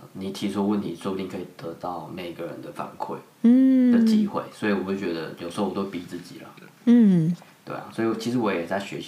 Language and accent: Chinese; Taiwan; moved away as an adult; now in Netherlands; 我们台湾人也不差